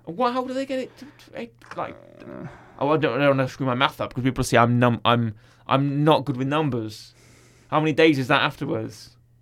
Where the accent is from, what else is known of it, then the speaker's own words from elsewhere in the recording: United Kingdom; I'm British